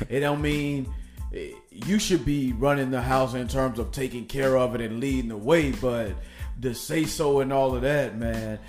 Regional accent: Nashville, Tennessee, United States; born or raised there; moved away

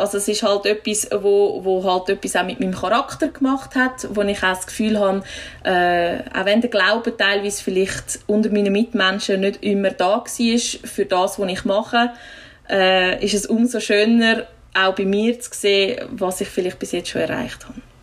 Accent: village near Einsiedeln, Schwyz, Switzerland; ich wohne zwar wieder äh, im Nebendorf, wo ich aufgewachsen bin

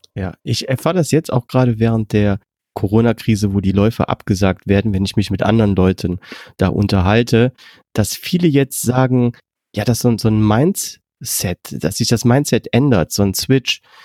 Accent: Germany; wir können ja als Deutsche

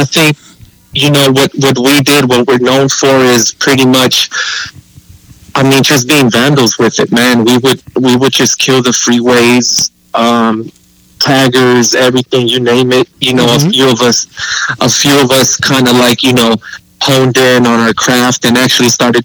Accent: Los Angeles, California, United States; Born and raised in Los Angeles. I'm a native, one of very few nowadays, a lot of transplants

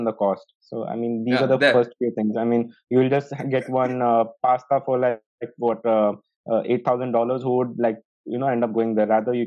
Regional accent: Dubai, United Arab Emirates; I've been born and brought up in Dubai in United Arab Emirates

